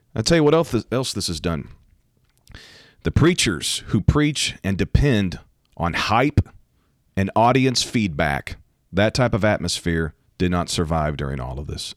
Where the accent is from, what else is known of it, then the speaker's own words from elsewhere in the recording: United States; I am talking as an American